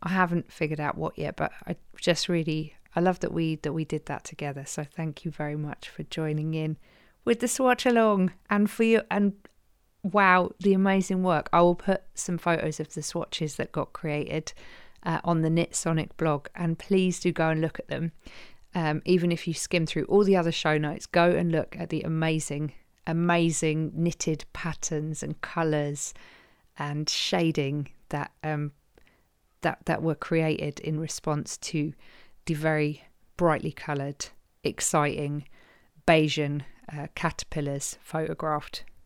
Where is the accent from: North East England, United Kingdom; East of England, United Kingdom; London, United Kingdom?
London, United Kingdom; Croydon; accent: Croydon; my Croydon accent